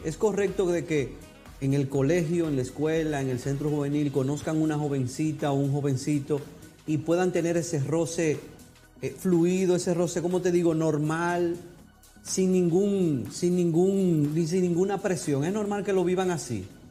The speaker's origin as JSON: {"language": "Spanish", "country": "Dominican Republic", "said": "somos como dominicanos"}